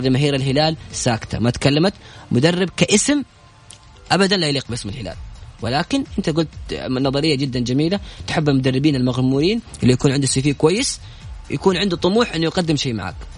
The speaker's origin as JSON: {"language": "Arabic", "country": "Saudi Arabia", "said": "عندنا في السعودية"}